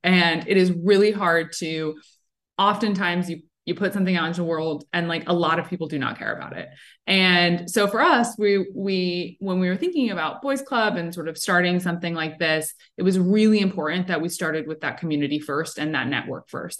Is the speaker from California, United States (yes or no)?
no; South Florida, United States; also born or lived in Williamsburg, Brooklyn, New York; now in New York, United States; I'm originally from South Florida